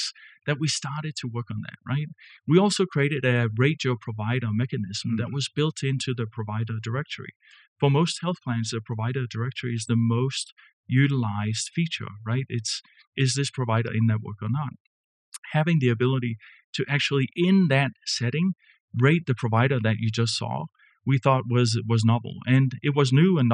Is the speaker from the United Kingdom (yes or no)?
no; Denmark; moved away as an adult; also born or lived in Kansas City; now in United States; I wasn't born and raised in Kansas City, you know, from Denmark, right? And came over 25 years ago